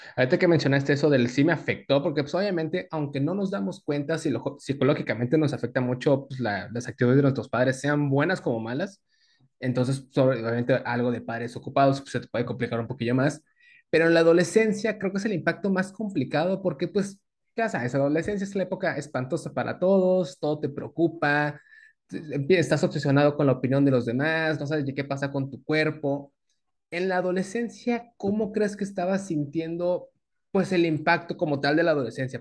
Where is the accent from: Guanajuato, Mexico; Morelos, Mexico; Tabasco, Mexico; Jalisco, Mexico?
Tabasco, Mexico; also born or lived in Veracruz; now in Mexico City, Mexico; Nosotros somos sureños que vivimos en el, en el DF.